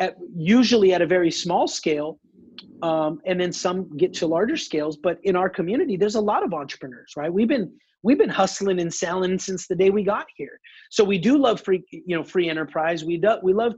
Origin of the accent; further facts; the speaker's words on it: United States; I'm an American second